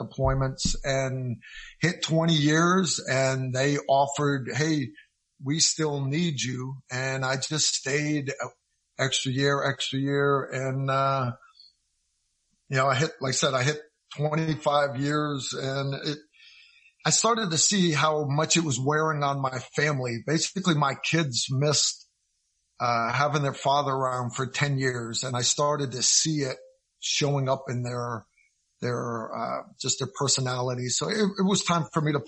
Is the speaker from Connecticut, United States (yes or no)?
yes; Connecticut, United States; moved away as an adult; also born or lived in Kentucky; I grew up in Connecticut